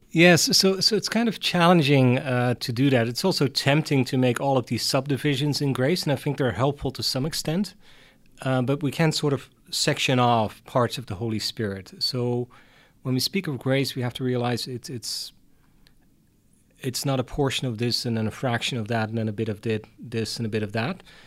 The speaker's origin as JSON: {"language": "English", "town": "Hardenberg", "region": "Overijssel", "country": "Netherlands", "tie": "born or raised there", "also_born_or_lived": "Utrecht, Netherlands / Tilburg, Netherlands", "said": "I wasn't born in Utrecht, but in Hardenberg, which is a very small town at the German border"}